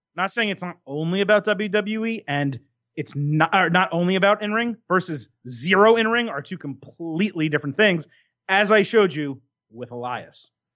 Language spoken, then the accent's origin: English; United States; growing up in America